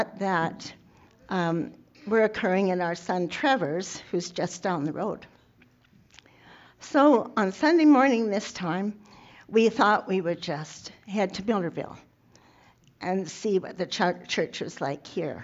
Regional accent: Taber, Alberta, Canada; also born or lived in Barnwell, Alberta / Fincastle, Alberta; I was born in the Tabor area in, well, let's just say several decades ago.

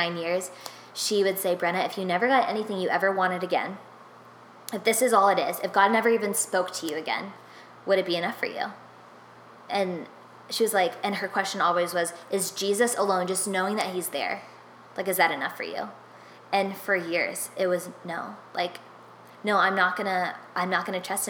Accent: Nashville, Tennessee, United States; moved away; for 10 years of my life, I grew up in Nashville, which is Music City

